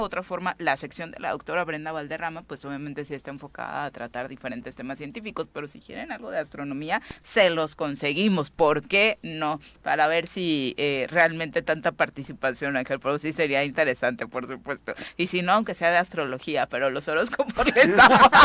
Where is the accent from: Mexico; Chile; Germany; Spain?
Mexico; como mexicanos